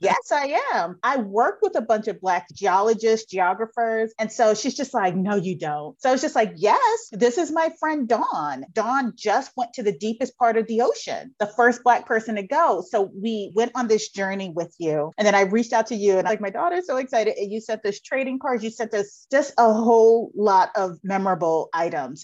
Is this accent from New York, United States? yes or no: yes; New York, United States; I'm a city girl. I'm from New York